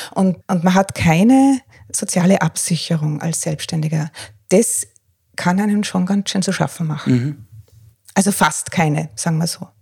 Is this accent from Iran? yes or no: no; Tyrol, Austria; moved away as an adult; also born or lived in Northern Ireland; now in Breitenbrunn, Austria; komme eigentlich aus Tirol, habe eine Weile in Nordirland gelebt